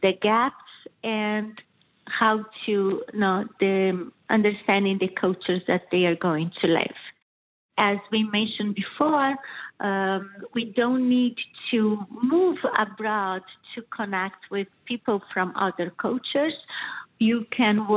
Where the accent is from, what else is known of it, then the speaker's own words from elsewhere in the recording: southern Brazil, Brazil; first language Portuguese; English is a second language; moved away as an adult; also born or lived in Milan, Italy; now in Michigan, United States; as you can see from my accent, I'm originally from Brazil. So my family is from Brazil, south of Brazil.